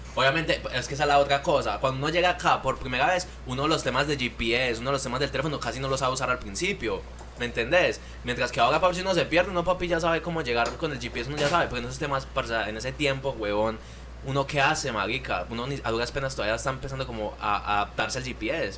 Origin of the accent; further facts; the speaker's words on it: Colombia; moved away as an adult; now in United States; venimos con la costumbre de Colombia